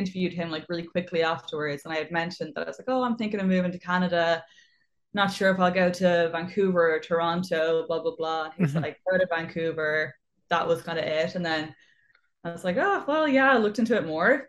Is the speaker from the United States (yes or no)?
no; Waterford, Munster, Ireland; moved away as an adult; also born or lived in Cork / Dublin; I grew up like in the countryside. So, you know, we had like one TV channel. And yeah, you just be outside all day. I was like super lucky that I got to do like a lot of dance classes and things like that. And then I kind of moved around the country a little bit. I'm from Waterford